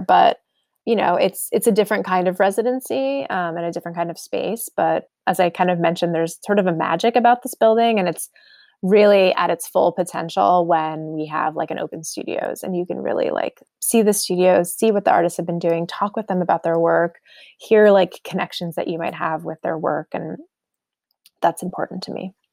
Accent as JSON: {"language": "English", "region": "outside New York City", "country": "United States", "tie": "born or raised there", "moved": "yes", "lives_now": "Omaha, United States", "said": "I grew up outside New York City"}